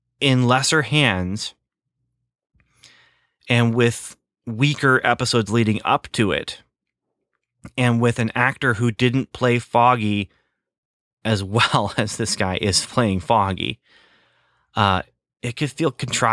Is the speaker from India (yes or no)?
no; Canada; I wasn't Canadian. I was an American boy growing up in Canada. That's what you did. You skated.